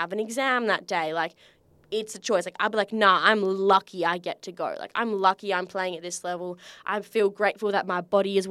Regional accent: Australia; accent: Aussie

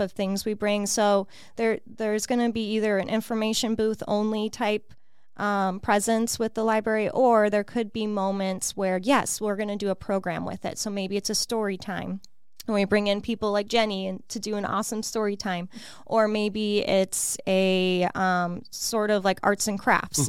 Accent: Illinois, United States; moved away as an adult; also born or lived in Chicago; now in Peoria, United States; I'm originally from Illinois, Illinois, um, born and raised, and then yeah, we moved here

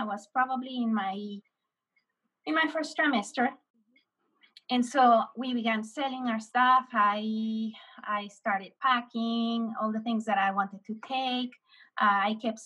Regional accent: Mexico; I, as a Mexican

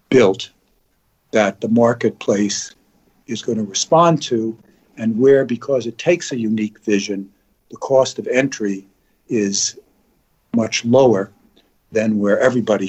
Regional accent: New York City, New York, United States; I grew up in New York City.

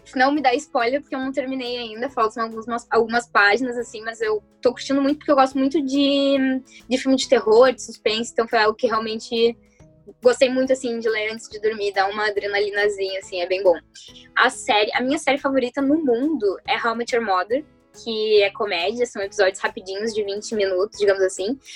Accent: Porto Alegre, Rio Grande do Sul, Brazil; eu sou da Zona Sul

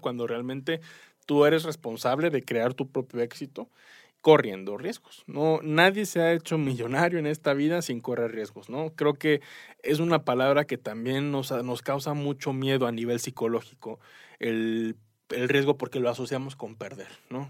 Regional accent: Mexico; como mexicanos, como latinoamericanos

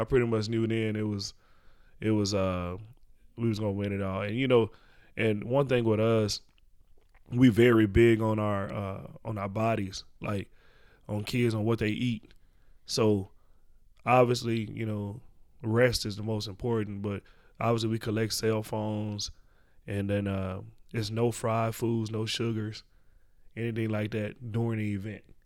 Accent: Dallas, Texas, United States; born or raised there

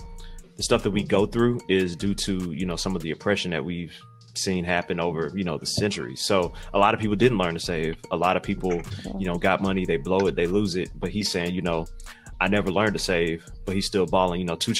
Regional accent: Atlanta, Georgia, United States; So, y'all know I'm from Atlanta.

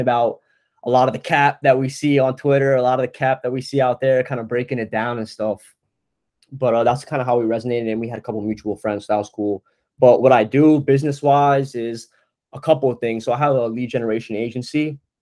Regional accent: New Jersey, United States; moved away as an adult; now in Brooklyn, United States; I'm kid from New Jersey, North Jersey.

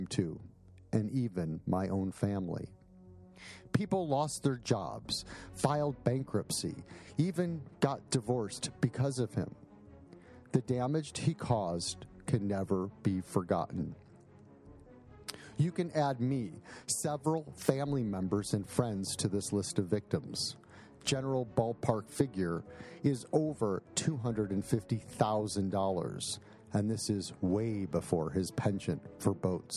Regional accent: Buffalo Grove, Illinois, United States; I was born and raised in Buffalo Grove, Illinois, in a modest house on a modest street where your neighbors were your friends.

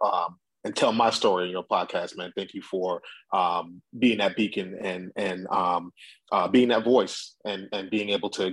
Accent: Long Island, New York, United States; I'm born and raised in Long Island, New York, and my parents are both born and raised in Jamaica

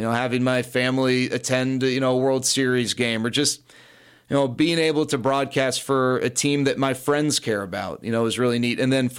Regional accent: Dallas, Texas, United States; Yeah, I grew up in Dallas, went to Green Hill, and then went to USC.

